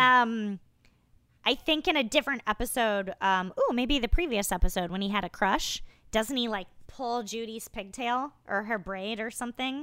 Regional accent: Iowa, United States; moved away; I hail originally from Iowa

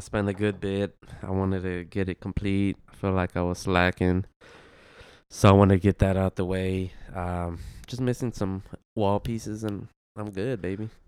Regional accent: Houston, Texas, United States; moved away as an adult; now in Austin, United States; I'm from Houston.

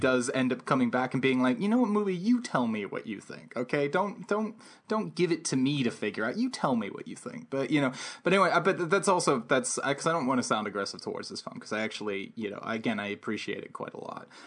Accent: Santa Fe, New Mexico, United States; grew up in Santa Fe

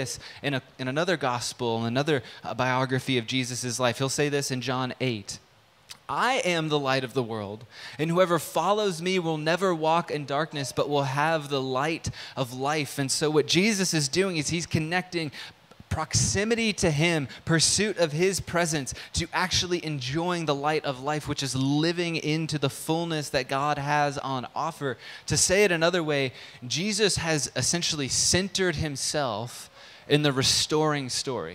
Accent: United States; as an American living in 2022

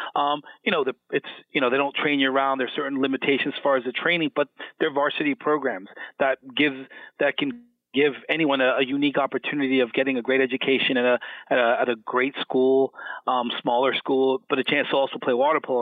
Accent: Miami, Florida, United States; moved away as an adult; I'm originally from Miami, Florida

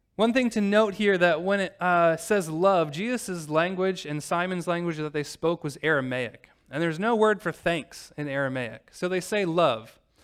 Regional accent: Normal, Illinois, United States; moved away; drive from normal Illinois, my hometown

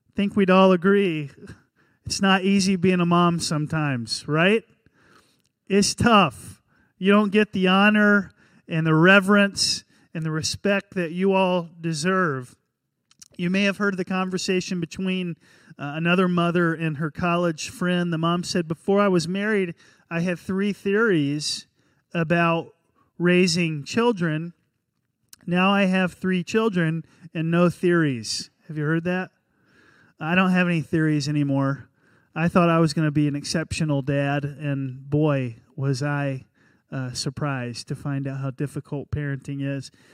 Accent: North Carolina, United States; born or raised there

